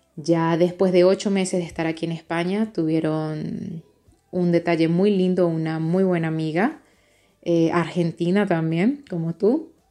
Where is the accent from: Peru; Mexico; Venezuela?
Venezuela; moved away as an adult; now in Madrid, Spain; soy venezolana